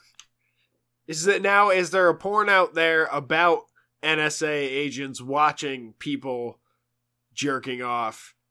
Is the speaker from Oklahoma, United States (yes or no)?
no; New York, United States; moved away; being a New Yorker